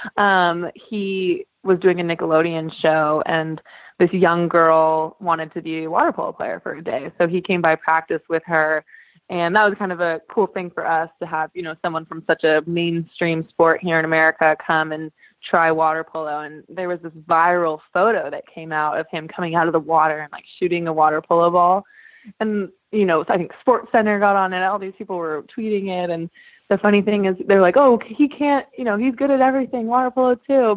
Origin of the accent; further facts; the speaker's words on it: Northern California, United States; now in Los Angeles, United States; I live in LA, but I'm from Northern California